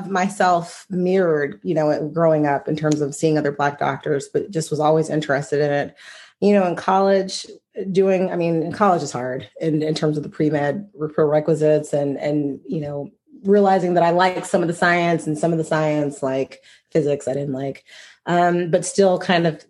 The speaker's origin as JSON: {"language": "English", "town": "Lawrenceville", "region": "Georgia", "country": "United States", "tie": "born or raised there", "also_born_or_lived": "Dallas, Texas", "moved": "as an adult", "lives_now": "McKinney, United States", "said": "I grew up in Lawrenceville, which is a small town outside of Atlanta"}